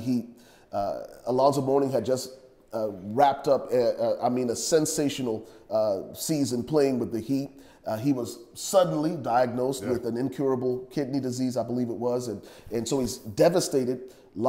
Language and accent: English; Liberia; now in Dallas, United States; growing up in Liberia. And y'all know I'm originally from Liberia, West Africa